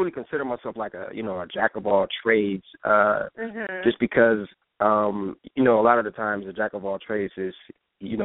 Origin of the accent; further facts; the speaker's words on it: Toledo, Ohio, United States; moved away as an adult; now in California, United States; I'm from Toledo, Ohio